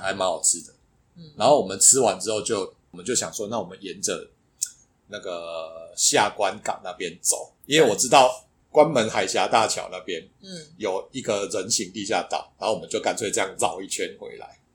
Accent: Taiwan; 我们是台湾来的

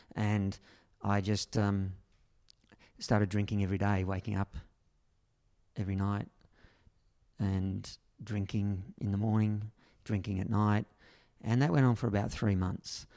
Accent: Berry, New South Wales, Australia; my hometown, no, which really was Berry, only five minutes down the road. But this is where I grew up

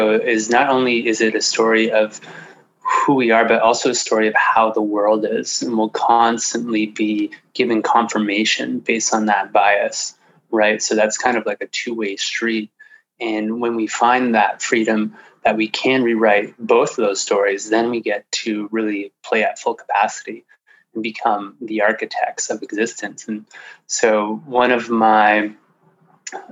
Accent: Sudbury, Ontario, Canada; moved away as an adult; also born or lived in Alberta / British Columbia; I moved out there when I was 23 from my hometown of Sudbury, Ontario.

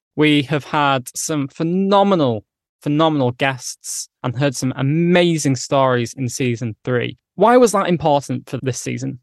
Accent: England, United Kingdom; accent: northern

